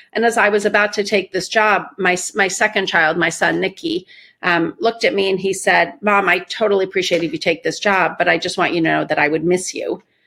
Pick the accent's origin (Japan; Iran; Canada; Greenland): Iran; moved away; I grew up in Iran. We left in the middle of a revolution